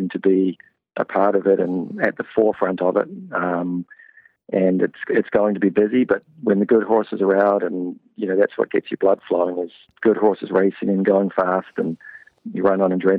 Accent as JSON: {"language": "English", "country": "New Zealand", "tie": "born or raised there", "also_born_or_lived": "New Jersey", "moved": "as an adult", "lives_now": "Canada", "said": "I got a job with a stable in my hometown in New Zealand."}